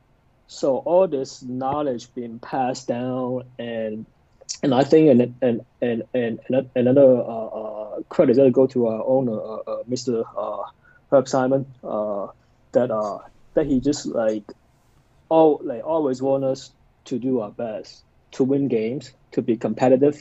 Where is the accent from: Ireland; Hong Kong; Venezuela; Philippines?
Hong Kong; moved away as an adult; now in Indiana, United States; growing up in Hong Kong, you really didn't have that many options